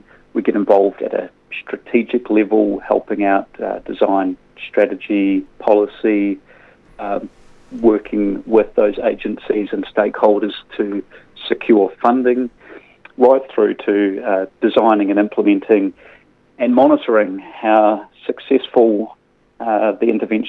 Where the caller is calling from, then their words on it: Christchurch, Canterbury, New Zealand; I'm calling from Christchurch.